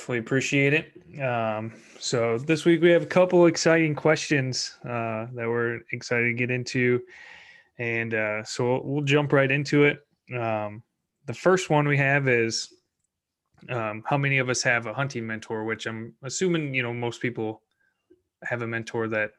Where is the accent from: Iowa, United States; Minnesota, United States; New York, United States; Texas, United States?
Iowa, United States; a lot of us Iowans